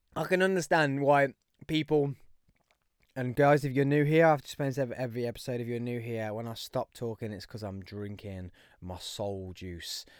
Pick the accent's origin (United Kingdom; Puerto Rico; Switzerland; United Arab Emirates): United Kingdom; Birmingham, West Midlands; If you couldn't tell by the accent, I am from Birmingham